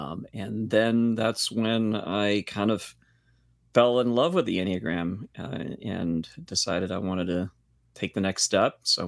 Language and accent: English; Boston, Massachusetts, United States; I grew up here in Boston. Here is Boston for me. Been here all my life